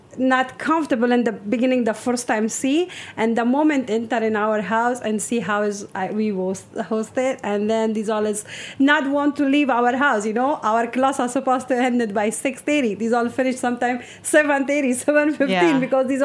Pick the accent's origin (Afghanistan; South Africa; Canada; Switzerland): Afghanistan; English is a second language; also born or lived in Russia; now in New York, United States; I came from Russia, which is, I'm from originally from Afghanistan, but I was live in Russia. And then from Russia, I came to refugee in the New United States 2010.